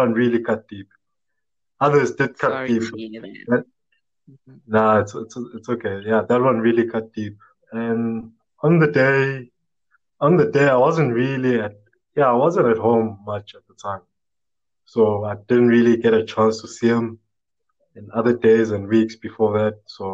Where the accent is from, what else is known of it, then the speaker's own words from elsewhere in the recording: Durban, KwaZulu-Natal, South Africa; I'm from Durban, South Africa, Durban.